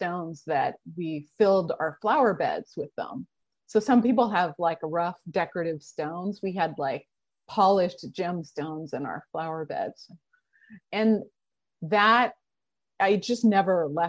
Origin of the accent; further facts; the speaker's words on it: Oregon, United States; I grew up in Oregon.